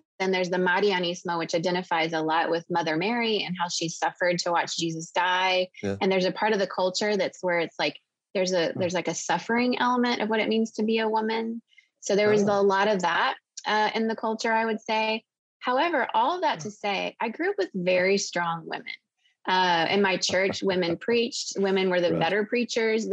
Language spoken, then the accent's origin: English; Venezuela; moved away; also born or lived in Costa Rica; I do very much identify with growing up in Venezuela, and that does feel like home to me in a lot of ways